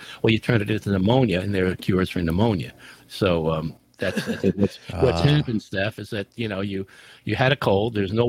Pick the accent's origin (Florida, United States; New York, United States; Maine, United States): Maine, United States; Portland; I'm from the Portland, Maine area, and I've been a listener for quite some time.